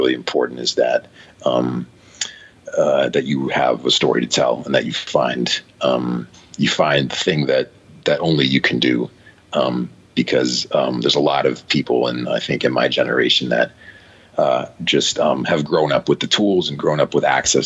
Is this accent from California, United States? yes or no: yes; San Francisco, California, United States; moved away as an adult; now in Los Angeles, United States; I moved to Los Angeles from San Francisco, my hometown